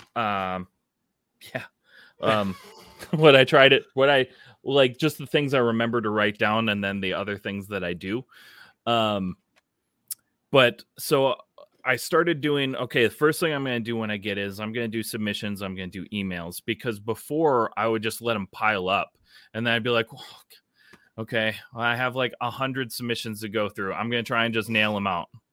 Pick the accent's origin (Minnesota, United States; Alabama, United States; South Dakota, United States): Minnesota, United States; as a Minnesotan